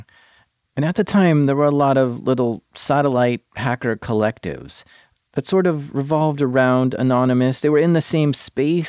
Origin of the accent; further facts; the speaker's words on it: United States; Being American